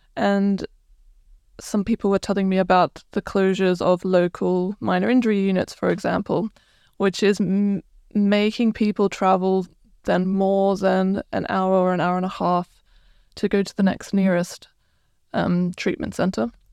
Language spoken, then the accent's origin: English; Croatia; moved away as an adult; now in United Kingdom; I'm originally from Croatia